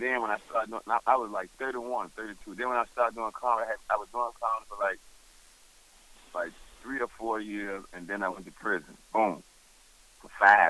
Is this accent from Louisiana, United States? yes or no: no; Richmond, Virginia, United States; also born or lived in Newark, New Jersey; I was born in Newark, New Jersey, but then my dad from Virginia, Richmond. Yeah. And I moved out here with my dad when I was like 6 years old. So I've been there in Virginia over 30 years, so that's why I'm like, I'm from here.